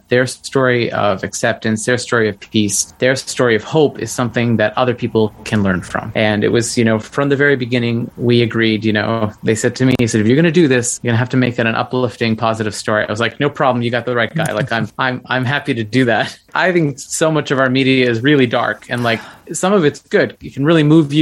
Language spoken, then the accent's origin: English; Nova Scotia, Canada; I'm originally from Nova Scotia.